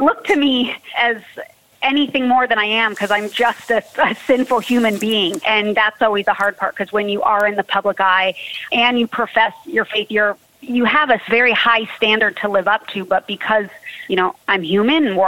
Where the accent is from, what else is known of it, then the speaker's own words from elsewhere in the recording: Southern California, United States; I'm born and raised in Southern California